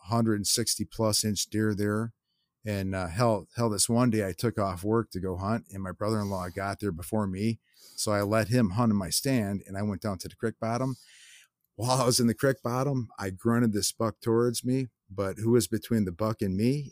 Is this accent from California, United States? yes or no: no; Lockport, Illinois, United States; I grew up in Lockport, Ill, Illinois, which is, um, yeah, it's a southwest suburbs, uh, pretty far from Chicago